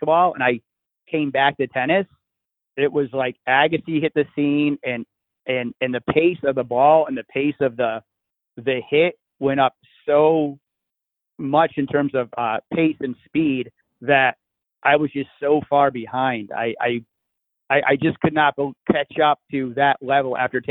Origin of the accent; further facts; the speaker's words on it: Connecticut, United States; I grew up in Connecticut, and being in Connecticut, I only played tennis pretty much 3 months of the year